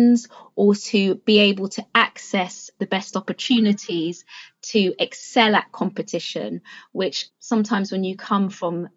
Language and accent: English; London, United Kingdom; also born or lived in Freetown, Sierra Leone; a school in Newham, which is actually the borough in which I grew up in London